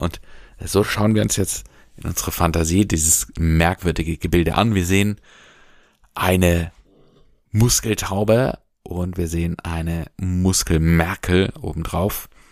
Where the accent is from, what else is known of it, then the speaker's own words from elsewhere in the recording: Germany; bei uns in Deutschland